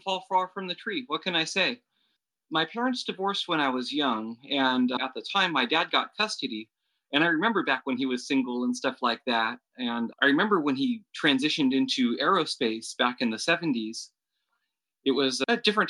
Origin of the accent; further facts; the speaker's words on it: Santa Clara, California, United States; born and raised here in California